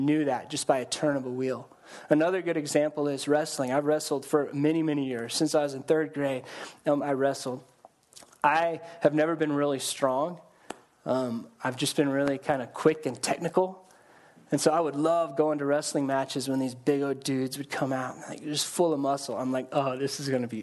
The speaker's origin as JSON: {"language": "English", "region": "Colorado", "country": "United States", "tie": "born or raised there", "said": "I grew up in Colorado"}